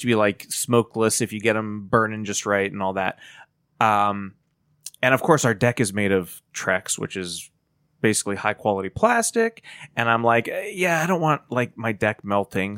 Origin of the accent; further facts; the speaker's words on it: Titusville, Pennsylvania, United States; I grew up in Titusville.